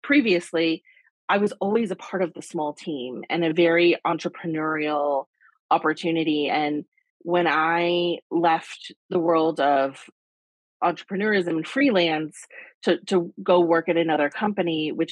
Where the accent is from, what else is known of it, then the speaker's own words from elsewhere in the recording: Michigan, United States; moved away as an adult; also born or lived in New York; I grew up in Michigan, moved to New York right after college